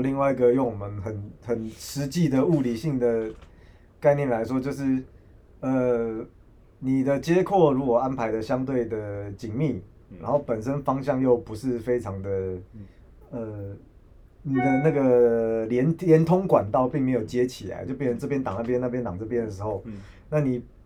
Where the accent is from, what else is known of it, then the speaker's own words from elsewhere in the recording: Taiwan; 我们我们台湾人